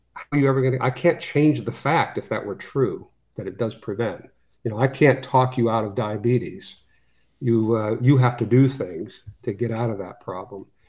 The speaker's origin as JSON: {"language": "English", "region": "Western Pennsylvania", "country": "United States", "tie": "born or raised there", "said": "I grew up in Western Pennsylvania"}